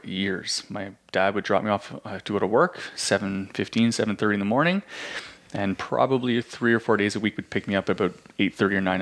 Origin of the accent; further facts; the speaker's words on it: Canada; We're Canadian